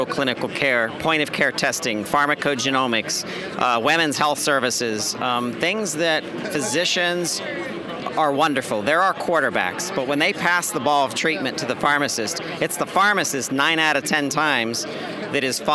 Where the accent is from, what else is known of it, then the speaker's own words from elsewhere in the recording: Pennsylvania, United States; my home state, Pennsylvania